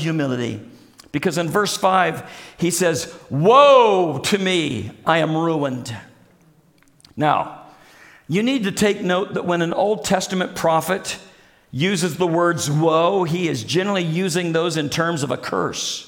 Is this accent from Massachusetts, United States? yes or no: no; Springfield, Missouri, United States; when I grew up in Springfield, Missouri